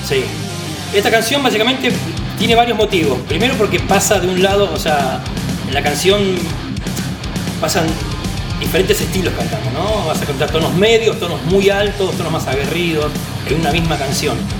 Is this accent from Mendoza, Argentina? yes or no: no; Pablo Podestá, Buenos Aires Province, Argentina; yo nací me crié en Pablo Podestá, partido 3 de febrero